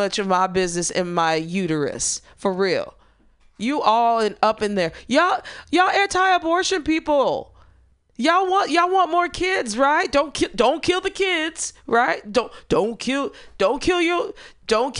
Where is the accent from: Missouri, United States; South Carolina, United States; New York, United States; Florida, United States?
Missouri, United States; That's my home state.